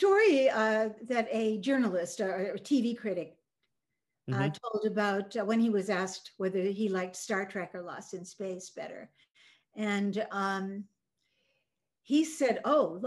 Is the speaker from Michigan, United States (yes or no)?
yes; Michigan, United States; English is a second language; also born or lived in Norway; she placed me with my parents that I had in Michigan.